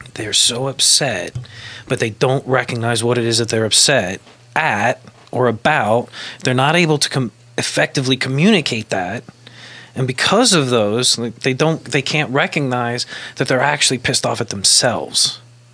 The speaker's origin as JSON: {"language": "English", "region": "Kentucky", "country": "United States", "said": "I'm from Kentucky"}